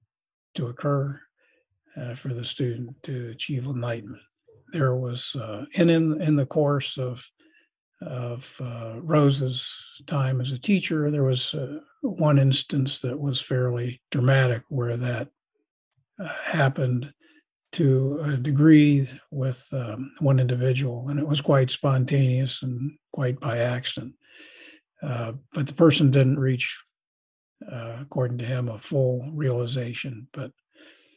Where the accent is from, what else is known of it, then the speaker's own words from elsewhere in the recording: Columbus, United States; my hometown of Columbus